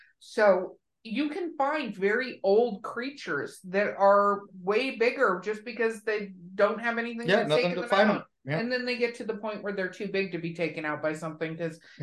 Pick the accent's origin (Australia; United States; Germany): United States; California; when I grew up in California